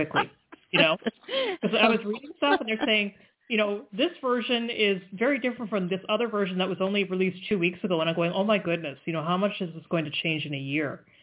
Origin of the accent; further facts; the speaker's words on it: Canada; I'm Canadian